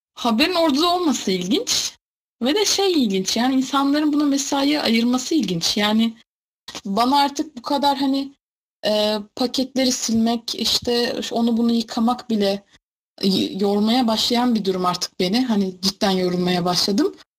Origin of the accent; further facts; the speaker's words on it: Sarıkamış, Kars Province, Turkey; sarı kamışlı. Sarıkamış'ta büyük bir ilçe sayılır